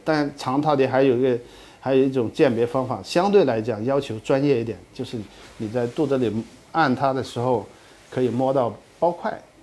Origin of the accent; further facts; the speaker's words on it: Guangdong, China; 像我们广东那